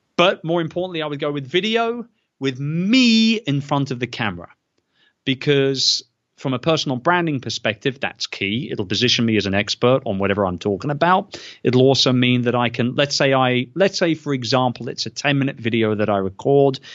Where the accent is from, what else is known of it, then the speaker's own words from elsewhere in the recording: United Kingdom; as a Brit